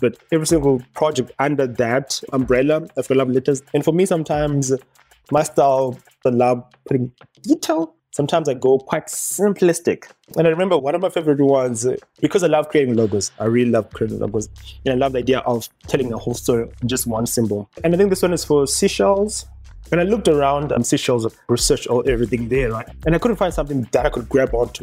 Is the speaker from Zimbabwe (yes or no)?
yes; Harare, Zimbabwe; also born or lived in Bulawayo, Zimbabwe / Johannesburg, South Africa; I'm born and raised in Zimbabwe, but then I do switch in between Harare and Johannesburg